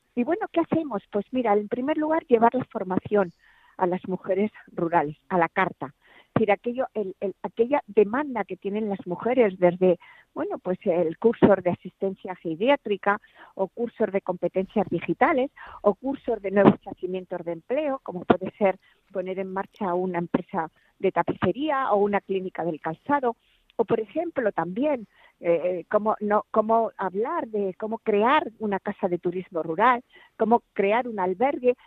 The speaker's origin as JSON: {"language": "Spanish", "town": "Ciudad Real", "region": "Castilla-La Mancha", "country": "Spain", "tie": "born or raised there", "also_born_or_lived": "Brazatortas", "said": "Nací en Ciudad Real, pero mi corazón está en Brazatortas"}